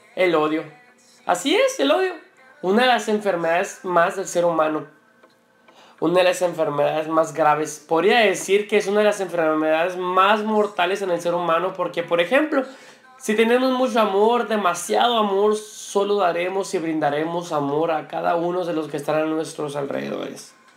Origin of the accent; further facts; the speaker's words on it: Mexico; Como los mexicanos decimos